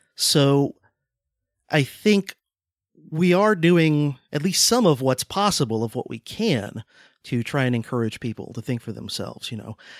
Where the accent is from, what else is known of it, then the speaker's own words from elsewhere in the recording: Deep South, United States; I'm from the South, from the Deep South